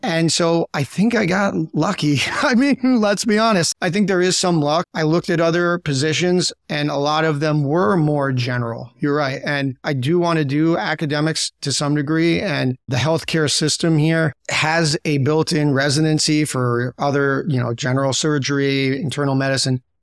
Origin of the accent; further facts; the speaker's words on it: New Jersey, United States; moved away as an adult; also born or lived in Chicago; now in Miami, United States; originally from New Jersey